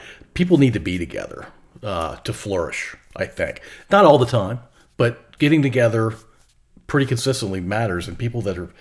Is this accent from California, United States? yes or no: no; Ashland, Virginia, United States; I grew up in Ashland, but yeah, I love the town. I raised here and haven't left